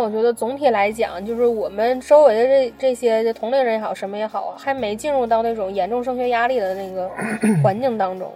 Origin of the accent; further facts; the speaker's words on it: China; 我国人民